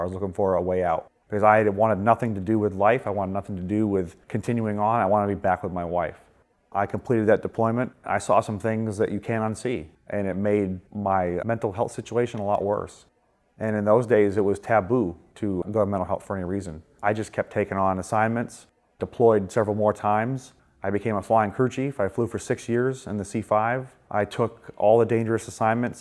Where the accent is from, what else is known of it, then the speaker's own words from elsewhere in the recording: Augusta, Maine, United States; moved away as an adult; now in Dover, United States; I am from Augusta, Maine